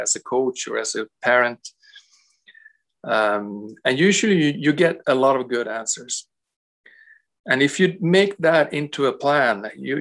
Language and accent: English; Sweden; moved away as an adult; also born or lived in Canada; now in Romania; I come from Sweden